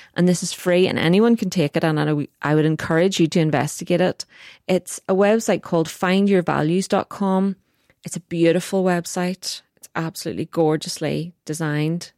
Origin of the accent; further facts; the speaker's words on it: Northern Ireland, United Kingdom; It's very complicated to be Northern Irish.